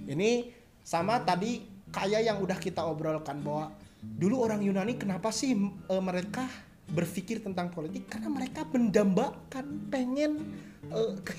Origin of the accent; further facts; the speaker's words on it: West Java, Indonesia; Maaf ya kalau bahasa Inggris saya jelek